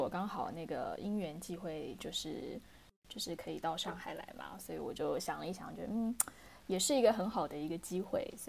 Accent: Taipei, Taiwan; moved away as an adult; now in Shanghai, China; 我是台北人，所以大部分对对对，我大部分的时间都会在台北。

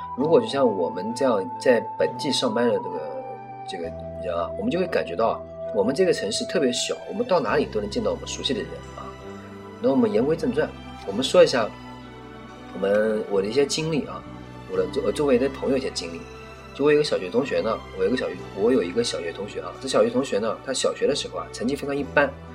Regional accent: a small city on the Yangtze River, Yangtze River area, China; 我出生在一个长江边的一个算是四线城市啊，三四线城市应该说，历史其实很悠久，过去呢，其实也是个非常响当当的商铺

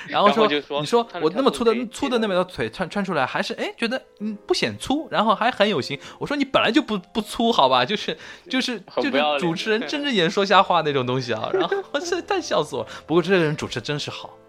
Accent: Shanghai, China; 这种话其实真的只有我们上海人自己才能这么说，其他地方的人说，然后又那么又有人又不买账，你说对吧？

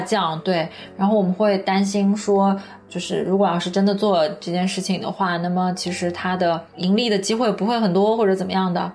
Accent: Nanjing, Jiangsu, China; 在南京我的家乡

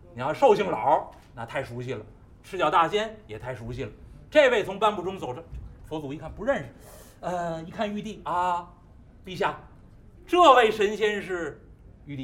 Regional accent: Beijing, China; 我们北京人常见大烟梨的皮儿是黄的

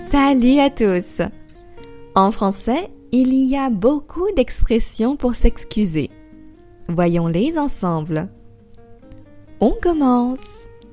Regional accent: France; also born or lived in Paris; Je suis française et j'habite à Paris. J'enseigne le français sur Weixin depuis deux ans maintenant.

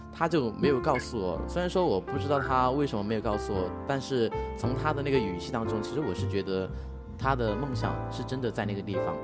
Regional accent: Sichuan, China; 我老家的话就是四川这边的吧

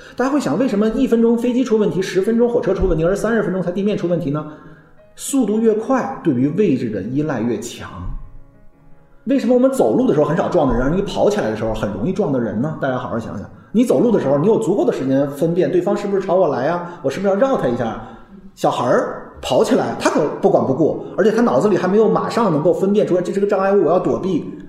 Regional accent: China; 我们中国人

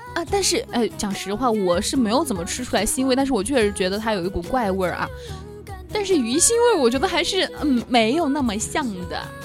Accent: Sichuan, China; 虽然说我是四川人啊

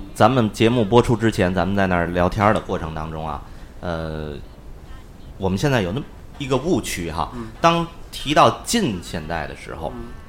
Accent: Tianjin, China

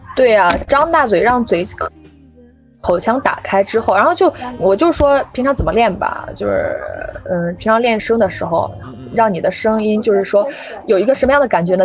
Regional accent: Henan, China; accent: Henan dialect; first language Henan dialect; 我在家是不说普通话的，我在家一直说，我是河南人嘛，我一直说河南话的

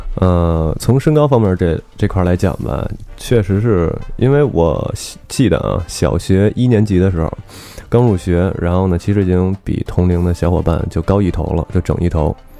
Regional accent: Beijing, China; now in London, United Kingdom; 小时候的生长环境呢，我我是出生在大院儿的， 嗯 后来跟姥姥姥爷一块儿生活，就跟胡同里了。等我真正和父母住一块儿的时候，实际上是一个教师楼

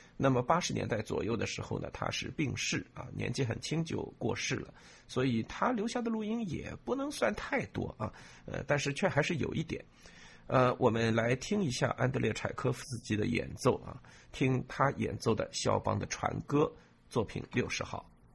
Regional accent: China; 我们中国人

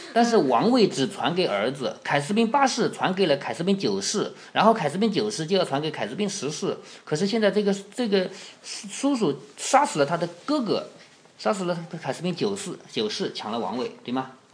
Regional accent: Changzhou, Jiangsu, China; 我们常州人的祖先

